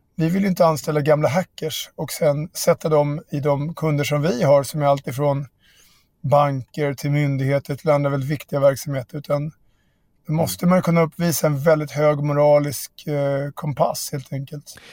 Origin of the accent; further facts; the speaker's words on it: Barkaby, Stockholm County, Sweden; mina kompisar i Barkaby där jag växte upp